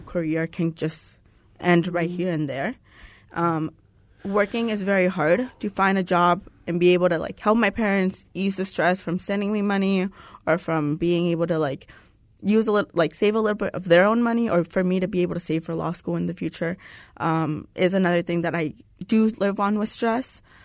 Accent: Tucson, Arizona, United States; moved away as an adult; now in Phoenix, United States; I'm from Tucson

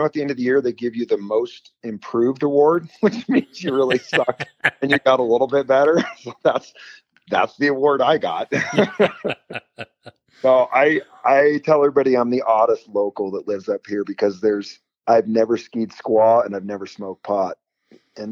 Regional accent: California, United States; also born or lived in Oakland, California / Truckee, California; So I was born in Oakland, California. And then my parents moved to Lake Tahoe when I was 2 years old.

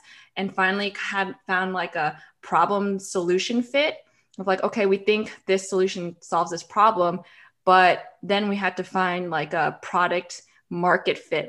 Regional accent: Florida, United States; moved away as an adult; also born or lived in New York City; we're both from Florida

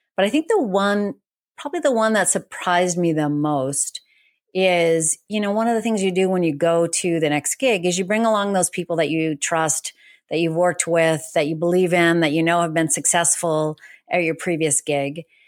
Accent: New England, United States; moved away; I grew up in New England. I think Boston is my home.

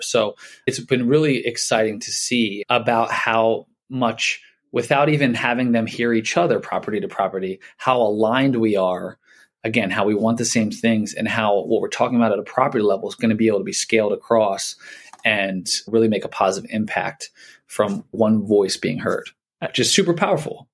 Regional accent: Philadelphia, Pennsylvania, United States; I'm from Philly

